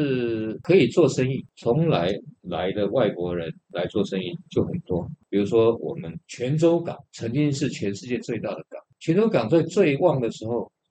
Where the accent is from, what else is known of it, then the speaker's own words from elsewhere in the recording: Taiwan; 我们台湾人